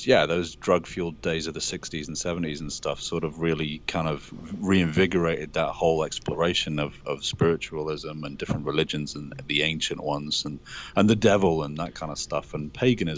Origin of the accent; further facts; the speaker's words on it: Liverpool, North West England, United Kingdom; moved away as an adult; now in Los Angeles, United States; living in England, I was lucky enough I was born in Liverpool, and they have these wonderful museums there full of dinosaur skeletons and things. And so I spent quite a lot of my childhood sitting underneath these skeletons